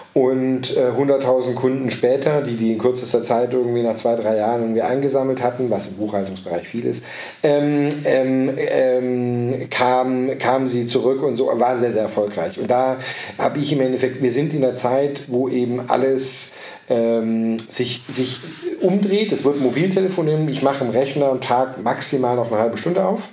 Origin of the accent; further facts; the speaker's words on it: Southern Germany, Germany; moved away; also born or lived in Denmark / France; Ich bin ursprünglich aus Süddeutschland